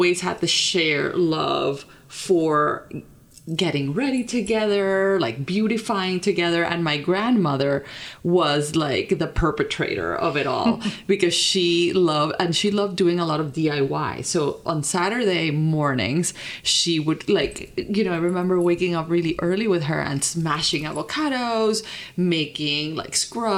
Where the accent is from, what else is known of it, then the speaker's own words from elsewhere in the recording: Colombia; moved away as an adult; also born or lived in Vermont; I grew up in Colombia, like born, raised. And then after high school is when I started like living abroad